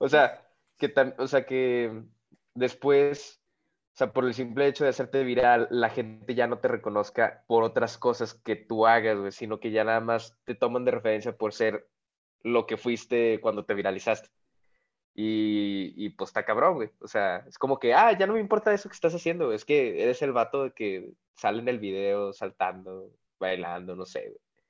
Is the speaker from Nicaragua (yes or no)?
no; Monclova, Coahuila, Mexico; de mi tierra natal, Monclovita la Bella